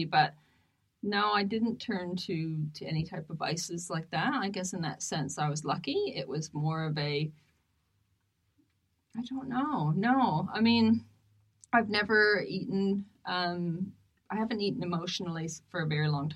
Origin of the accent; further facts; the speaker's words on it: Canada; moved away; my home, one of my hometowns in Canada